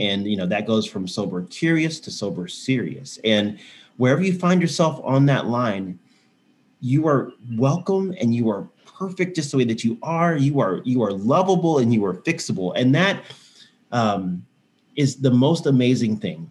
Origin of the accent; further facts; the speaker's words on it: Houston, Texas, United States; also born or lived in San Antonio; now in Austin, United States; I, have lived in Texas my whole life. So right. I grew up in Houston